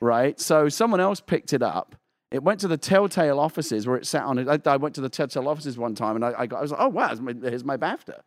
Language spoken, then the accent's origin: English; United Kingdom; now in United States; as a Brit living, like, living in America